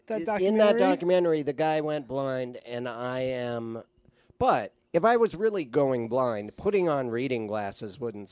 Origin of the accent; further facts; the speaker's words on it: Montana, United States; now in Los Angeles, United States; my hometown in Montana